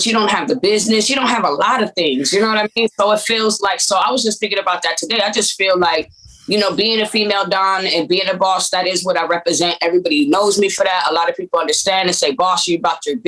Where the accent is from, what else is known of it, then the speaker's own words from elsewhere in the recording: Compton, California, United States; moved away as an adult; also born or lived in Texas; now in San Antonio, United States; originally I come from Compton, California.